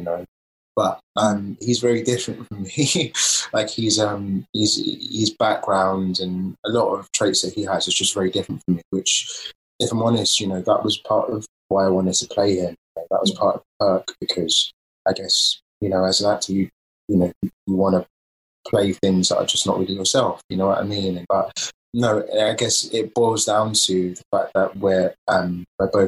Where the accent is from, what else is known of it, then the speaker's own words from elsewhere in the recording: London, United Kingdom; I'm an actor from East London